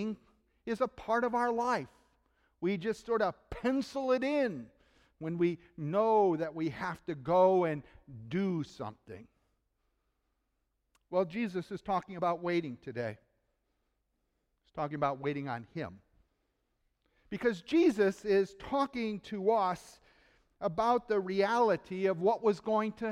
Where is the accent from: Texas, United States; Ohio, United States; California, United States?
Ohio, United States; Cleveland; in Cleveland, Ohio, my hometown